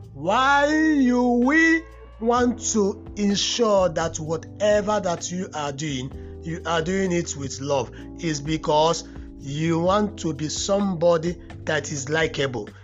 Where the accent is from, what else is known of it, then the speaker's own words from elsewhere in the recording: Nigeria; as a Nigerian